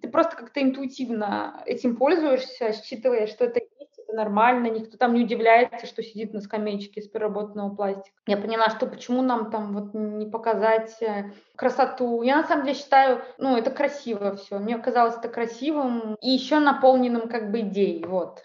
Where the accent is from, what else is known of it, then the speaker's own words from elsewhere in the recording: Saint Petersburg, Russia; я из Санкт-Петербурга